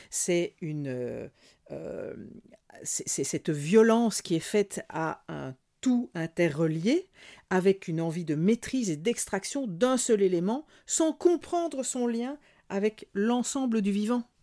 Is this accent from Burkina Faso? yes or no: yes; Burkina Faso; chez nous, au Burkina Faso, tous les végétaux servent, si c'est pas à l'humain, c'est au bétail